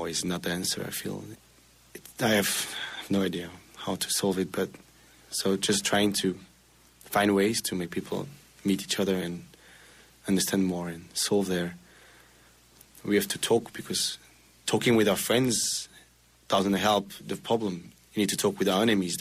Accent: Belgium; moved away; I'm from Belgium

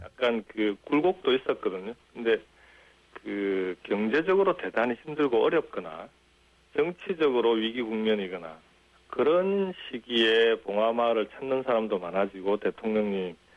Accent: Jinju, South Gyeongsang, South Korea; also born or lived in Goseong, South Gyeongsang; now in Gimhae, South Korea; 고향은 경남 고성이고 6학년 예. 때 이제 진주로 가서 진주에서 초중고등학교를 다 나왔죠

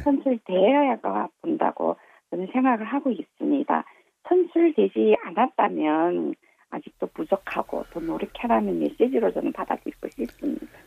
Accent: Yanbian, Jilin, China; moved away as an adult; now in Chuncheon, South Korea; 중국 연변에서요

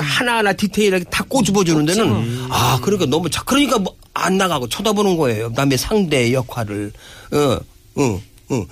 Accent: Chungcheong, South Korea; accent: Chungcheong dialect; 내 사투리를 쓰면 어떻겠냐 충청도 사투리 한번 써보겠다니까

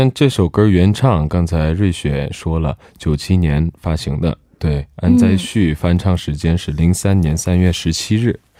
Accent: South Korea; 也许是因为我是韩国人嘛，

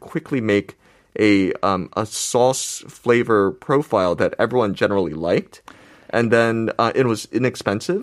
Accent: United States; now in South Korea; I grew up in America

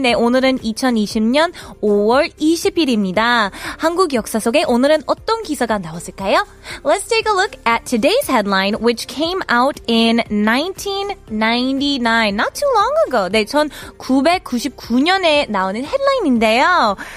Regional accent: Wisconsin, United States; moved away as an adult; now in Seoul, South Korea; I am from Wisconsin and we have snow and winter that lasts pretty much from October until about May

